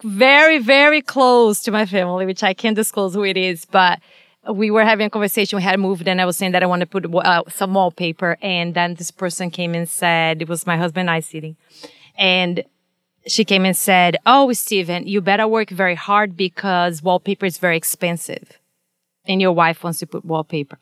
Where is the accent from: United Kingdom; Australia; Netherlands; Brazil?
Brazil; moved away as an adult; now in United States; I was born and raised in, in Brazil, and I came here. I was already a veterinarian when I came